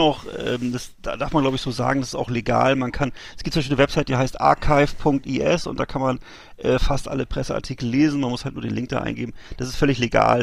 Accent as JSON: {"language": "German", "town": "Bremerhaven", "region": "Bremen", "country": "Germany", "tie": "born or raised there", "said": "in meiner Heimatstadt Bremerhaven"}